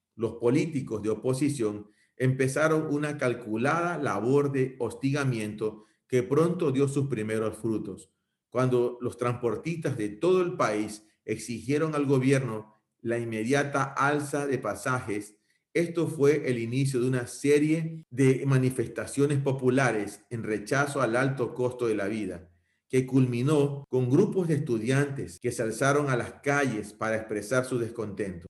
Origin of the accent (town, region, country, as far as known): Ecuador